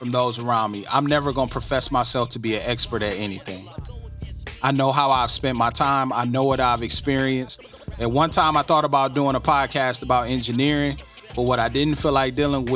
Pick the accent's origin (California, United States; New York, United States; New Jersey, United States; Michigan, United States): Michigan, United States; Flint; I'm from Flint, from all over Flint.